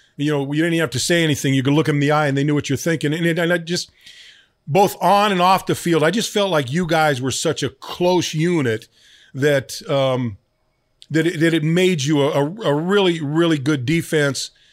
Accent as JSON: {"language": "English", "area": "Bay Area", "region": "California", "country": "United States", "tie": "born or raised there", "said": "I grew up in the Bay Area"}